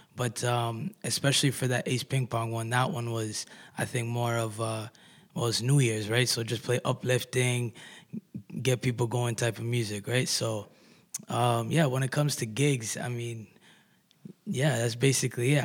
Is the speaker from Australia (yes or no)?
no; Kitchener, Ontario, Canada; I'm an artist from Kitchener Waterloo.